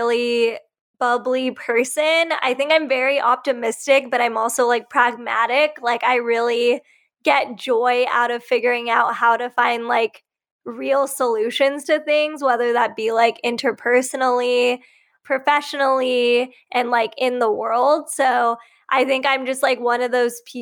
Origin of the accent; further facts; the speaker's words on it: Riverside County, Southern California, United States; also born or lived in Bay Area, California; So I grew up in Southern California and I grew up in a really Republican conservative hometown, like in Riverside County in the Inland Empire